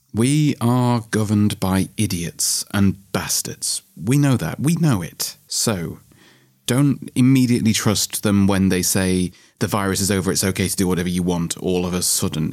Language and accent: English; England, United Kingdom; me being English